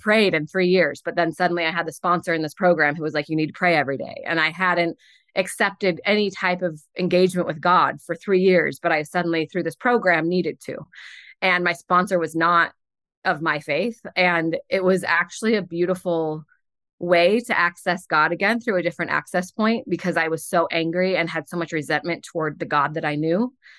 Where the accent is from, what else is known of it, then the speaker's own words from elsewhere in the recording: St. Louis, Missouri, United States; moved away; also born or lived in Ohio / Connecticut; I'm from Saint Louis originally